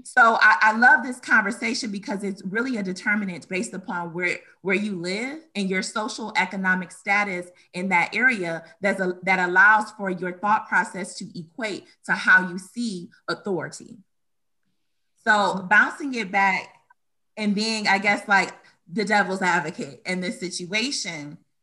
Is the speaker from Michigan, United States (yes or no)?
yes; Detroit, Michigan, United States; also born or lived in Romulus, Michigan; I was born and raised in Detroit, Michigan